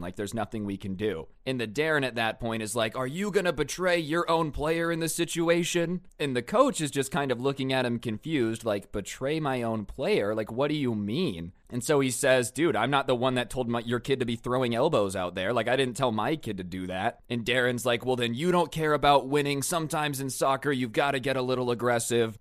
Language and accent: English; United States; I'm American